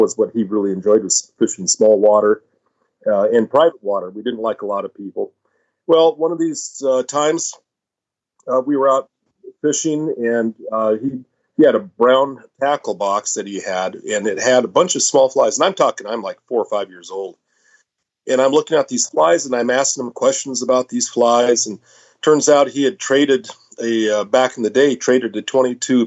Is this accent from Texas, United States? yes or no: no; Idaho, United States; we're pretty much from Idaho, or at least I am. I was born in Idaho